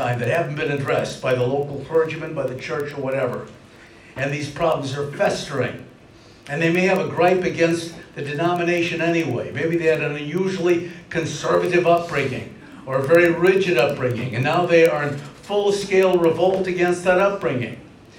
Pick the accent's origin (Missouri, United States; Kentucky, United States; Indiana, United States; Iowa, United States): Missouri, United States; I mean, I'm from Missouri. I don't mean the Senate. I mean the license plate slogan, show me, the show me state.